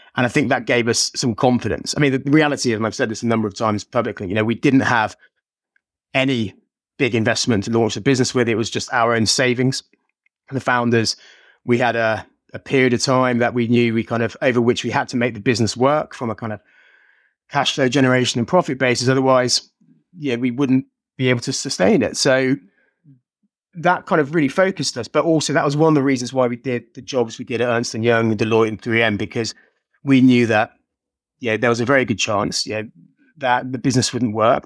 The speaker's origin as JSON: {"language": "English", "town": "Birmingham", "region": "West Midlands", "country": "United Kingdom", "said": "I'm from Birmingham"}